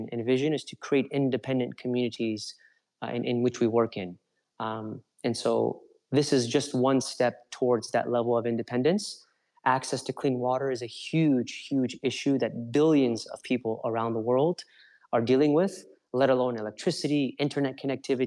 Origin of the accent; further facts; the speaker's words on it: Los Angeles, California, United States; I'm from Los Angeles originally.